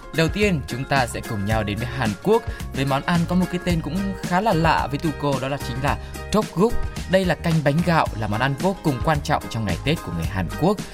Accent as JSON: {"language": "Vietnamese", "country": "Vietnam", "said": "mình người Việt"}